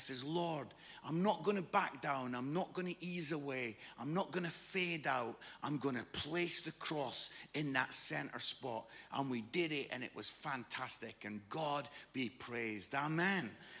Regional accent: Musselburgh, Scotland, United Kingdom; when I was 15, 16, I live in a place called Musselburgh, which is just outside Edinburgh.

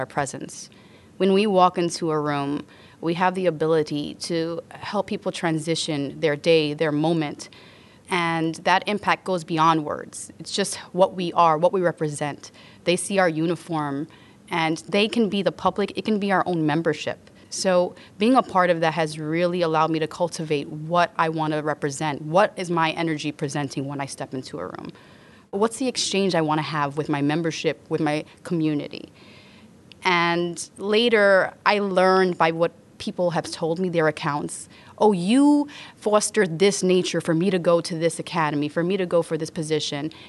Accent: New York City, New York, United States; I grew up in the South Bronx

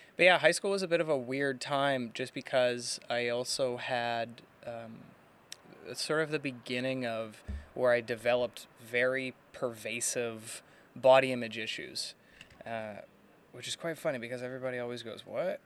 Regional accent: Burnaby, British Columbia, Canada; Born and raised in Burnaby here, uh, Burnaby, British Columbia, Canada

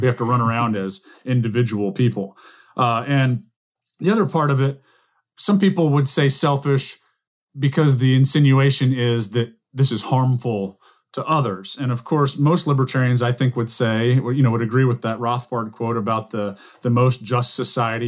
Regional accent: the American South, United States; as a Southerner

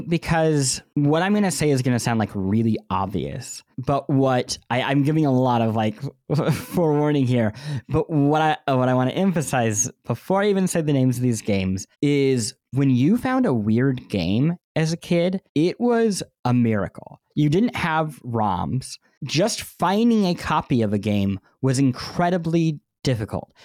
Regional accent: Midwest, United States; growing up in the Midwest and not traveling a lot as a kid

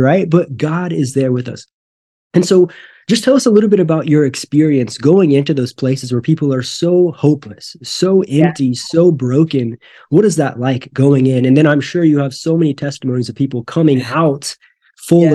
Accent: Northwest Missouri, United States; moved away; I grew up in Northwest Missouri, and that was my goal to get out of here. And I did

